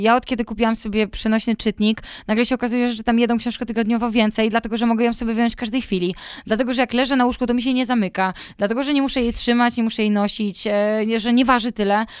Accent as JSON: {"language": "Polish", "town": "Włocławek", "region": "Kuyavian-Pomeranian Voivodeship", "country": "Poland", "tie": "born or raised there", "moved": "yes", "said": "mój ukochany Włocławek. Kocham moje rodzinne miasto."}